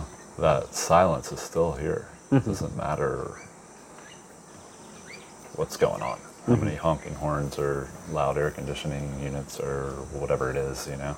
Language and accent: English; South Texas, United States; growing up in South Texas, where I went to elementary and junior high school